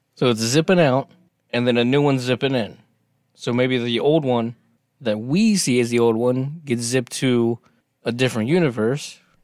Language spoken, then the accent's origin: English; United States; we're American